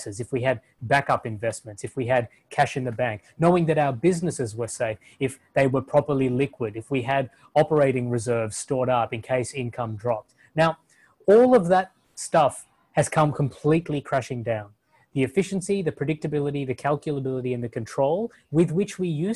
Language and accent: English; Perth, Western Australia, Australia; moved away; I grew up for most of high school in a city in Australia called Perth